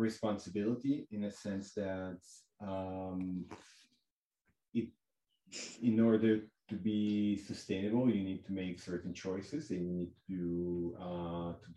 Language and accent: English; Lugano, Ticino, Switzerland; moved away as an adult; also born or lived in Zurich / Montana; I'm actually born and raised like 300 meters as the crow flies from North Campus